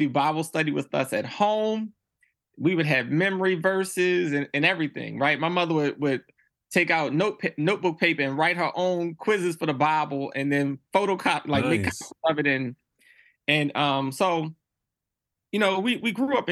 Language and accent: English; Baltimore, Maryland, United States; I grew up in Baltimore City